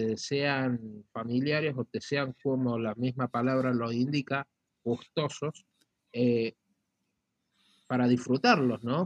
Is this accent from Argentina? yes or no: yes; Argentina; como argentino